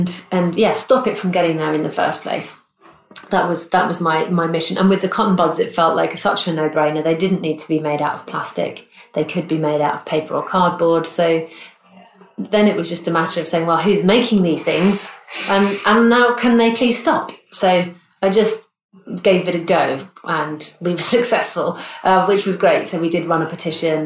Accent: Bristol, South West England, United Kingdom; here in my hometown of Bristol

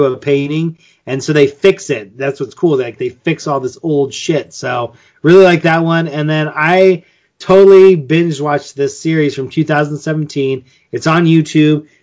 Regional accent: United States; I'm American

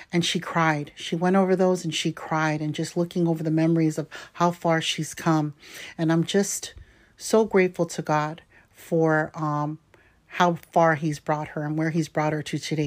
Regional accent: California, United States; native Californian like me

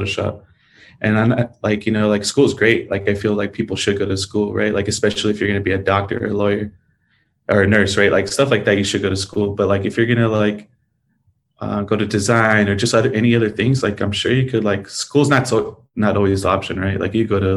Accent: El Centro, California, United States; moved away as an adult; also born or lived in Calexico; I grew up in the Valley, you know, I was there for like 20 years

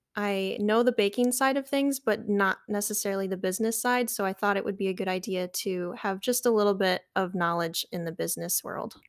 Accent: Metamora, Michigan, United States; I grew up in a little town called Metamora. It's on the east side of Michigan

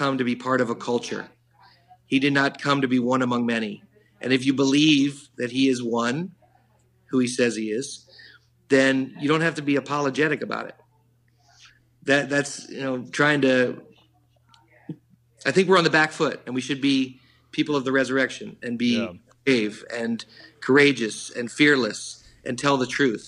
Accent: New York City, New York, United States; being a New Yorker and living here

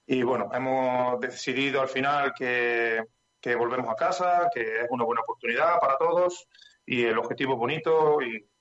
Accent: Estepa, Andalusia, Spain; Yo de Estepa, Estepa, Sevilla.

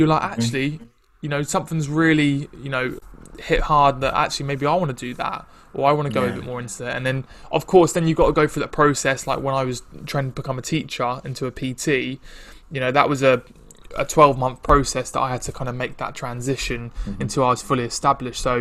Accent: Ipswich, East of England, United Kingdom; moved away as an adult; also born or lived in London; now in Chelmsford, United Kingdom; I'm from Ipswich, which is it's kind of close. So I'm from Ipswich

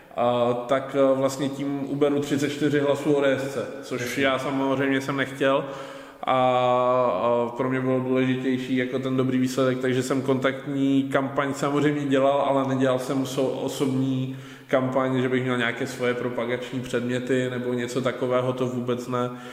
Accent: Ostrava, Moravian-Silesian Region, Czechia; já jsem vlastně z Ostravy

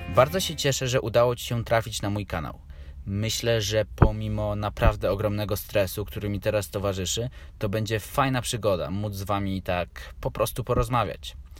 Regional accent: Warsaw, Masovian Voivodeship, Poland; Mieszkam od urodzenia w Warszawie

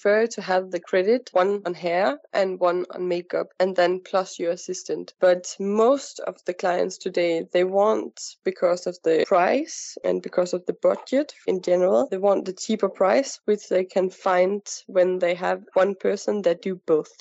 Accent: Copenhagen, Capital Region of Denmark, Denmark; moved away as an adult; now in Dubai, United Arab Emirates; I'm coming from Denmark, from Copenhagen

